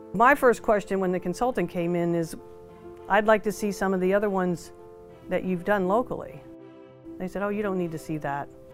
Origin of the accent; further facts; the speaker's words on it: Menlo Park, California, United States; I'm from Menlo Park